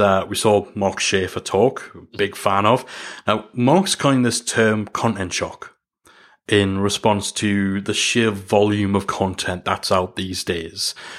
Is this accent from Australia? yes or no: no; Newcastle upon Tyne, North East England, United Kingdom; accent: Geordie; as much as I've tried to soften the Jordan a, the Jordy accent